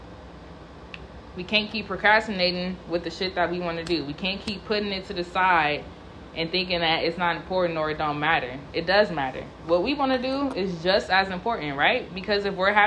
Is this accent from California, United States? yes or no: yes; California, United States; I'm from California